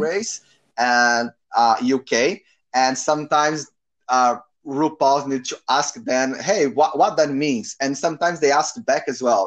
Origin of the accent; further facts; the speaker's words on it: Brazil; English is a second language; moved away as an adult; now in Auckland, New Zealand; I'm from Brazil. I'm 30, 31 years old, and I'm living in Auckland, New Zealand at the moment